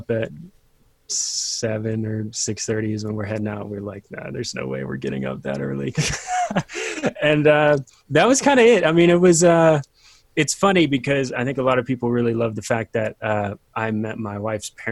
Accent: Virginia, United States; moved away as an adult; also born or lived in Colorado; I grew up in Virginia, move out to Colorado for Bible college

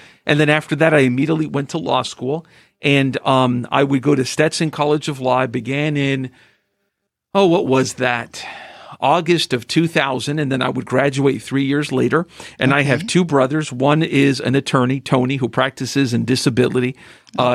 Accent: San Juan, Puerto Rico; now in Tampa, United States; I am originally from San Juan, Puerto Rico. That's where I was born. My family is originally from Cuba. And my mother's side came to Tampa and the United States in the early 1930s.

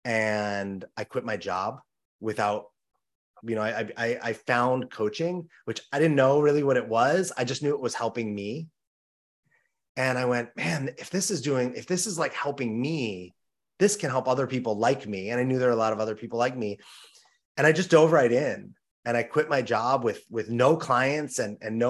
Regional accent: Los Angeles, California, United States; I grew up in Los Angeles, California

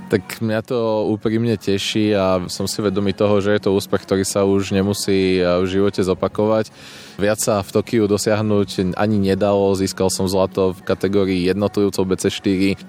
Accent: eastern Slovakia, Slovakia; sme aj z východného Slovenska

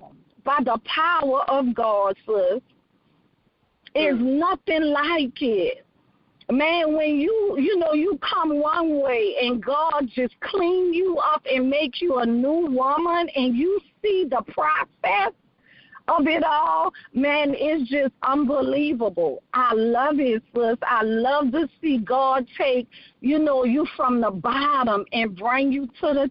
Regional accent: New Orleans, Louisiana, United States; now in Texas, United States; I am from New Orleans, Louisiana, born and raised

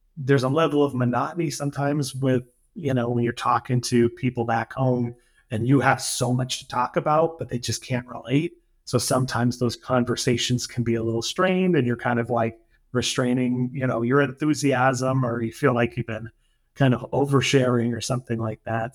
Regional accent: New Hampshire, United States; moved away as an adult; now in Syros, Greece; I grew up in New Hampshire, which is, you know, it's it's kind of a small state in northern New England

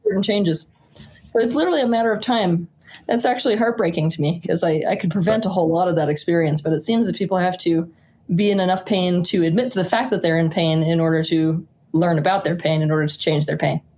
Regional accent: rural Utah, United States; also born or lived in Santa Fe, New Mexico; I was born in Santa Fe, New Mexico, but my parents moved me quite young to the rural wilderness of Utah

